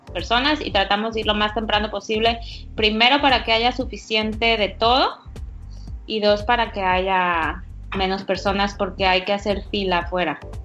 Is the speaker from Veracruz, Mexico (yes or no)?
yes; Veracruz, Mexico; also born or lived in Houston; now in New York, United States; yo soy mexicana, ah, soy de Veracruz